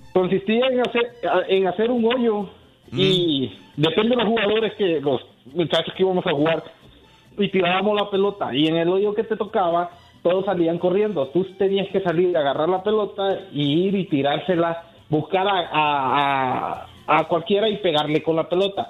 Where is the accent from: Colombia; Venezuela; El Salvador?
El Salvador; soy de El Salvador